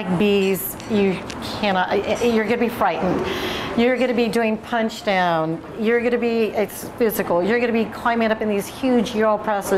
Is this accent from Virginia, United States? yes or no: no; McMinnville, Oregon, United States; I was born in McMinnville